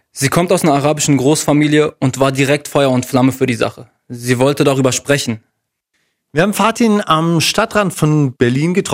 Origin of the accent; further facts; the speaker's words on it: South Lebanon, Lebanon; wenn mich jemand fragt, ah, du bist Libanese, woher kommst du, weiß ich, dass er fragen will, welcher Konfession ich angehöre. Das heißt, wenn ich jetzt sage, ich komme aus dem Süden